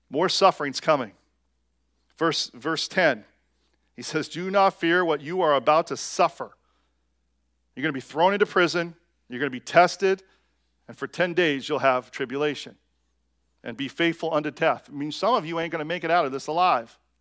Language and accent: English; United States; us as American Christians